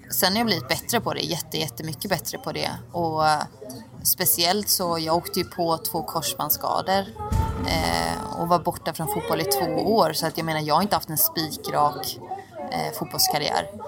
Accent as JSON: {"language": "Swedish", "town": "Oskarshamn", "region": "Kalmar County", "country": "Sweden", "said": "jag är från Oskarshamn"}